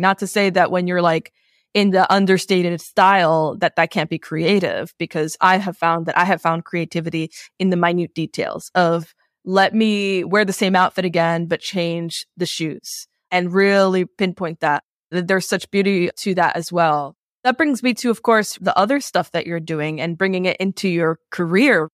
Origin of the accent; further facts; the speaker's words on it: New York City, New York, United States; also born or lived in Queens; I grew up in New York and I grew up in a Latin family